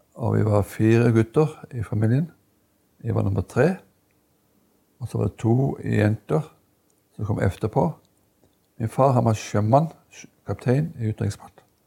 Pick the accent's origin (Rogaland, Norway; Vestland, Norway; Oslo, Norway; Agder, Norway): Agder, Norway; Lista; jeg vokste opp på Lista. Og gikk min barneskole